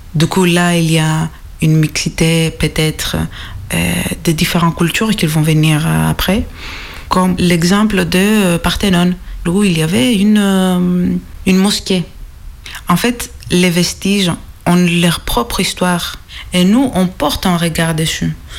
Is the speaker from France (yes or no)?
no; Greece; accent: Greek; French is a second language; mon accent est grec